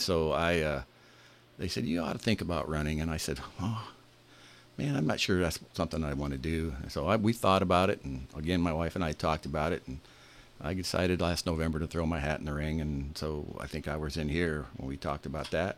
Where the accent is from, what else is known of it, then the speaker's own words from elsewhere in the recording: Bremen, United States; I was born and raised in Bremen. Uh, I graduated from Bremen High School in 1975. Um, I've, I've lived there my whole life.